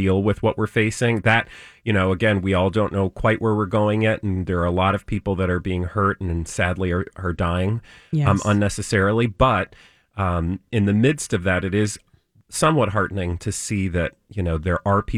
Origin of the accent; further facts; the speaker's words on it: Texas, United States; moved away; As a former Texan